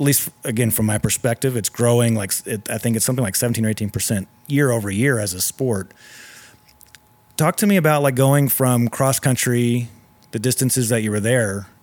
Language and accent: English; Texas, United States; I'm from Texas